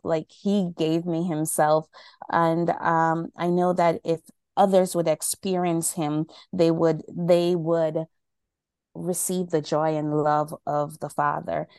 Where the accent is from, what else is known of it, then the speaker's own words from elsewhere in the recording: Jamaica; now in New York, United States; right now I'm in New York, um, in the cold, but I'm from Jamaica.